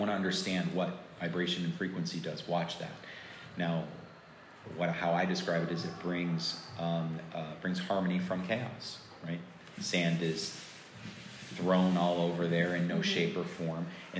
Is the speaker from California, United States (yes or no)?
no; Florida, United States; moved away as an adult; now in Los Angeles, United States; I grew up in Florida